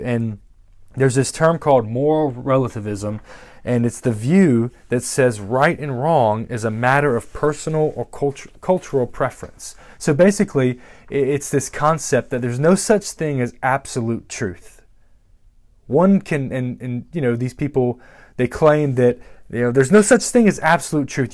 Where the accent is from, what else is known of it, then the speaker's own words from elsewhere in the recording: United States; we're Americans